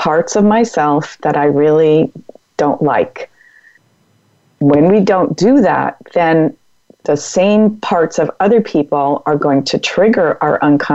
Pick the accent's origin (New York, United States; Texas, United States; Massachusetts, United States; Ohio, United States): Massachusetts, United States; now in California, United States; I'm from Massachusetts